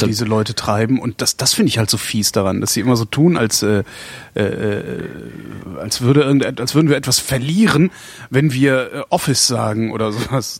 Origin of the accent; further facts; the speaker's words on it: Cologne, North Rhine-Westphalia, Germany; moved away; meiner Heimatstadt immer zu halten. Ich finde Köln unglaublich lebenswert